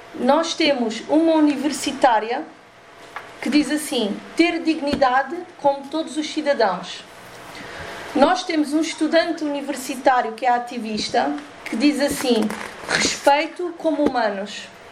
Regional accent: Portugal; eu sou portuguesa e sou cigana

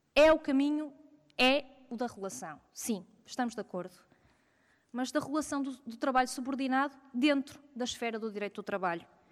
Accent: Porto, Norte, Portugal; eu sou do Porto

